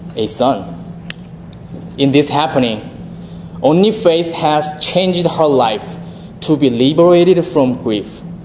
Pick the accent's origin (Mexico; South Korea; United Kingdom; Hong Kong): South Korea; moved away as an adult; now in United States; I'm from South Korea